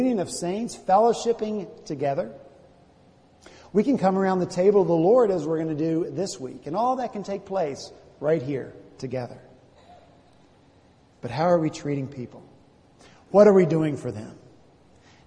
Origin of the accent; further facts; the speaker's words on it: the South, United States; now in Charleston, United States; I was from the South, from the country.